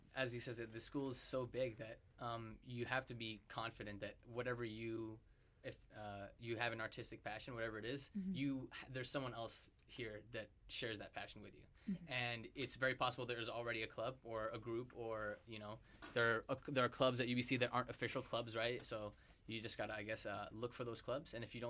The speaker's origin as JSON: {"language": "English", "country": "Zambia", "moved": "as an adult", "lives_now": "Vancouver, Canada", "said": "I came from a ways away. I came from Zambia, and I came into first year residence, and you know, I didn't know anybody, I didn't know anything about Canada at all"}